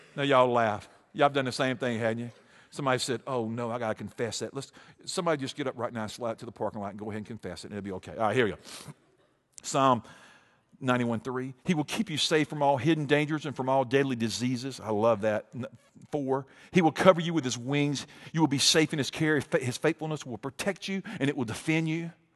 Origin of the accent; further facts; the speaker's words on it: Montgomery, Alabama, United States; I grew up in Montgomery.